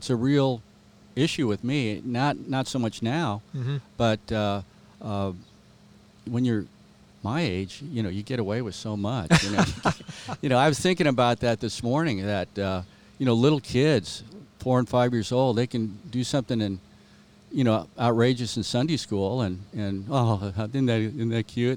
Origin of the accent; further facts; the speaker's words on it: Southern California, United States; moved away as an adult; also born or lived in Spokane, Washington; I was born and raised in Southern California